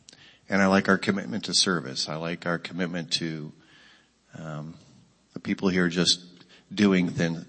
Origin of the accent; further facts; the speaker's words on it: Akron, Ohio, United States; moved away as an adult; now in Franklin, United States; I am about to be 54 years old. I grew up in the Akron area